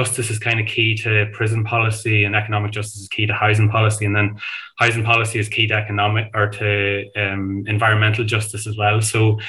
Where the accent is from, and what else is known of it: Ireland